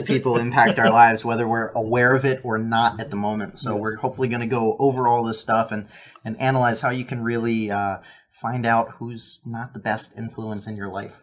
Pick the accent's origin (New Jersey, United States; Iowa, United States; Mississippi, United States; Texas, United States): New Jersey, United States; also born or lived in Lancaster, Pennsylvania; most of my adolescence, teenage, high school years, early college was New Jersey